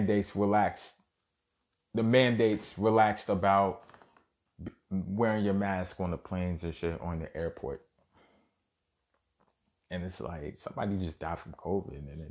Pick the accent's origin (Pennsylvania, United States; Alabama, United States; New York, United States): New York, United States; New York City; born and raised in Brooklyn, New York.